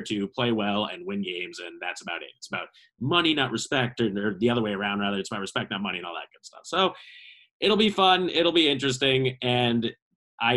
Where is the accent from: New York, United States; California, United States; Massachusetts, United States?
Massachusetts, United States; Boston; growing up in the Boston area, obviously heard a lot about it. And I mean, I even went to BC High